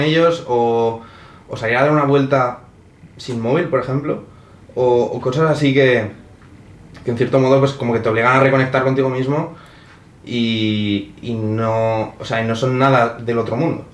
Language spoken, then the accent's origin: Spanish; Spain; now in Madrid, Spain; yo soy de España